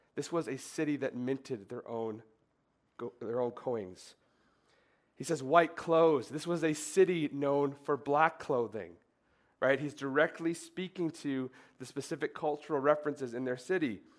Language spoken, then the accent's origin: English; Minnesota, United States; I grew up in Minnesota